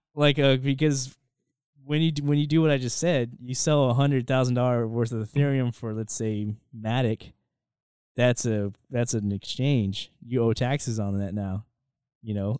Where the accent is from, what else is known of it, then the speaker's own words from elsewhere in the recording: United States; as American citizens